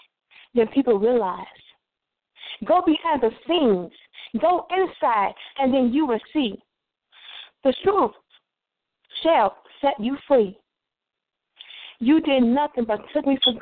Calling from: Chicago, Illinois, United States; I'm calling from the east side of Chicago, from my house right now.

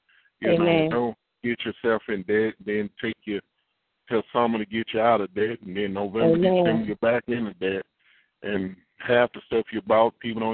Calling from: Katy, Texas, United States; I'm calling from Katy, Texas, / Houston, Texas.

